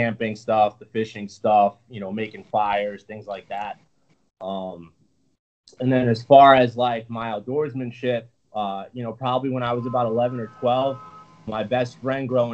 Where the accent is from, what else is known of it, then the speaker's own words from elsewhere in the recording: Hudson Valley, New York, United States; also born or lived in Brooklyn, New York; I'm from the Hudson Valley, which is like about an hour and a half north.